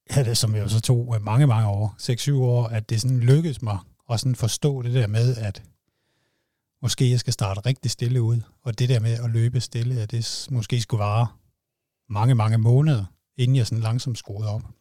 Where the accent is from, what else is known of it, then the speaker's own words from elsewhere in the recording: Funen, Southern Denmark, Denmark; jeg er jo fra Fyn